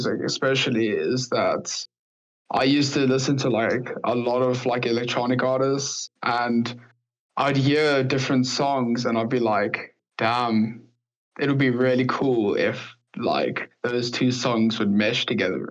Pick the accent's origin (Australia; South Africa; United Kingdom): South Africa; I'm from South Africa